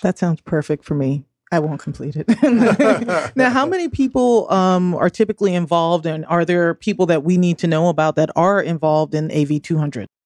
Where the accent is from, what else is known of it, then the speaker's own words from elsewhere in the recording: the North, United States; I'm a Northerner